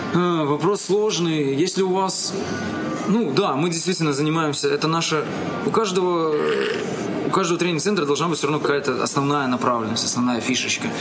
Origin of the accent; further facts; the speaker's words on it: Minsk, Belarus; moved away as an adult; now in Kyiv, Ukraine; я сам коренной, коренной минчанин и всю жизнь прожил в Минске